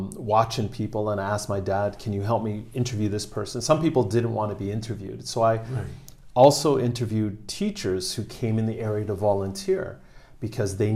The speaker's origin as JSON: {"language": "English", "town": "Toronto", "region": "Ontario", "country": "Canada", "tie": "born or raised there", "moved": "as an adult", "lives_now": "Japan", "said": "where I grew up in Canada is called Regent Park"}